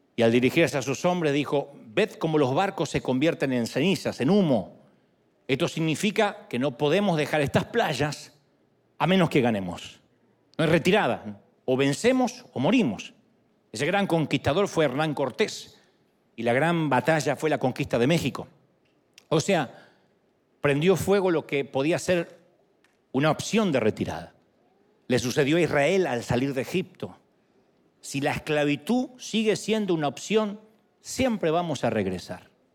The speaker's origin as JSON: {"language": "Spanish", "town": "San Martín", "region": "Buenos Aires Province", "country": "Argentina", "tie": "born or raised there", "moved": "yes", "said": "yo nací en San Martín, Buenos Aires"}